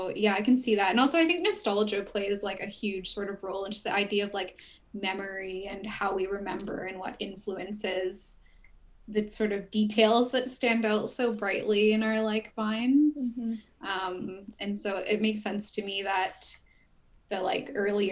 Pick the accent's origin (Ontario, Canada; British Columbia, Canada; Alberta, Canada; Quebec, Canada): British Columbia, Canada; Prince George; moved away as an adult; also born or lived in Kelowna; I grew up until I moved to Kelowna. I lived in Prince George